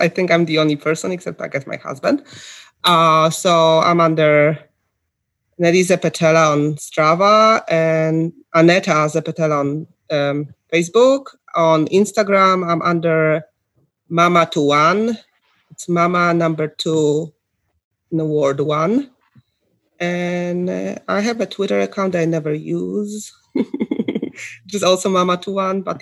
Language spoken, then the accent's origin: English; Ohio, United States; I'm from Ohio